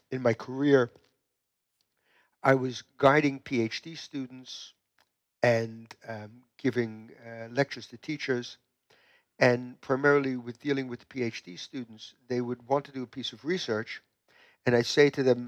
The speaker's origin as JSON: {"language": "English", "region": "New York", "country": "United States", "tie": "born or raised there", "moved": "as an adult", "said": "I was born in the United States, in New York, and in New York, I went to two different universities"}